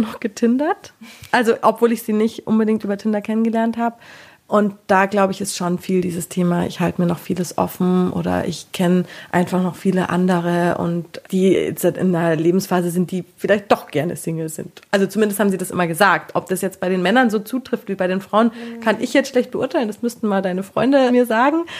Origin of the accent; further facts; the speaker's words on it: Taufkirchen, Bavaria, Germany; Ich bin 27 und komme aus Taufkirchen bei München.